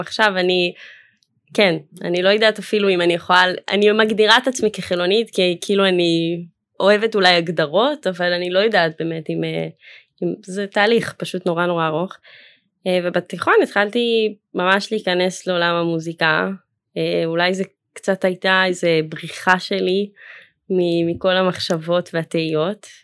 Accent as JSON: {"language": "Hebrew", "town": "Jerusalem", "region": "Jerusalem District", "country": "Israel", "tie": "born or raised there", "also_born_or_lived": "Philadelphia, United States", "said": "ממשפחה חבדית מירושלים, וגדלתי בתוך הקהילה החבדית"}